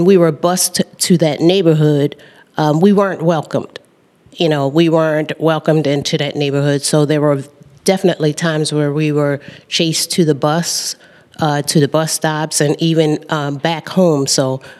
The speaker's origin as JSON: {"language": "English", "town": "Baltimore", "region": "Maryland", "country": "United States", "tie": "born or raised there", "said": "I grew up in East Baltimore, in the inner city, in the housing project"}